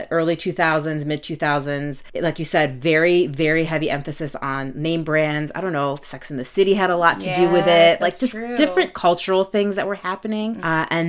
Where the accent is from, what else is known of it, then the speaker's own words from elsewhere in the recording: Jordan; I'm the youngest of three girls, and we were growing up in Jordan